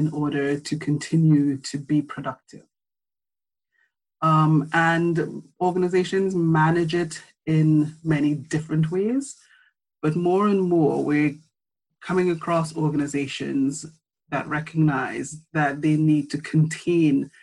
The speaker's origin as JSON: {"language": "English", "country": "Trinidad & Tobago", "tie": "born or raised there", "moved": "as an adult", "lives_now": "United Kingdom", "said": "I'm from Trinidad and Tobago. I've spent my formative years in the Caribbean, went to school there."}